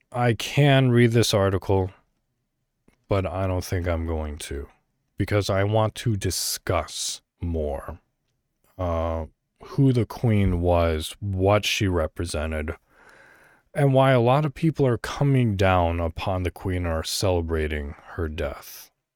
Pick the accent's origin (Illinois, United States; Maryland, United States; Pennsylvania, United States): Illinois, United States; moved away; I was born in America, you know, in Illinois, an American